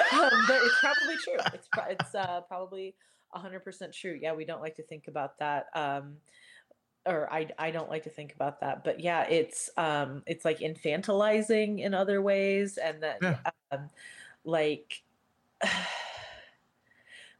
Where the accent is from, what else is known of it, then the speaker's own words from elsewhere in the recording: Indianapolis, Indiana, United States; I'm from Indianapolis